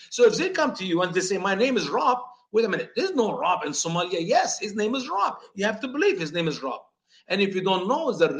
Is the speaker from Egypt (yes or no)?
yes; Egypt; moved away as an adult; now in United States; if the United States of America will go to war against Egypt, my home country, I will stand up for the United States of America against my original country, Egypt.